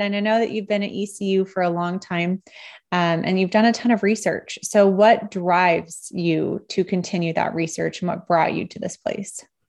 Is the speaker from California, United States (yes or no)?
no; Nebraska, United States; I'm pretty much from Nebraska